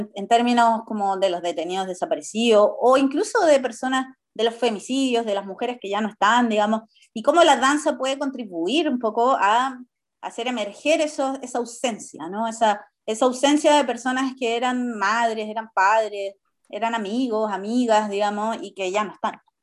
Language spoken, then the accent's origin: Spanish; Chile; como sociedad chilena